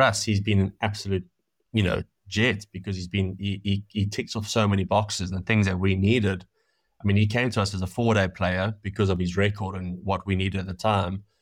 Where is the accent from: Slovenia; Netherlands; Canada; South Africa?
South Africa; moved away as an adult; also born or lived in Manchester; now in England; growing up in South Africa